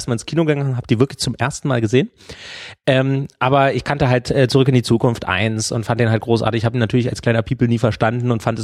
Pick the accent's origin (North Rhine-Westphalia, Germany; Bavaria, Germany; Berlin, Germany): Berlin, Germany; ich bin 1984 geboren in Berlin Mitte. Ähm, bin ein bin ein Ossi-Kind und bin in einer liebevollen Familie aufgewachsen.